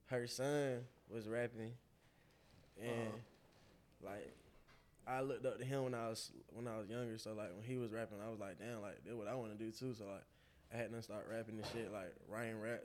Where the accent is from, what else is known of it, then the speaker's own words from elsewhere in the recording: Atlanta, Georgia, United States; also born or lived in Los Angeles, California; I was born in Los Angeles, California. I was raised on the south side of Atlanta.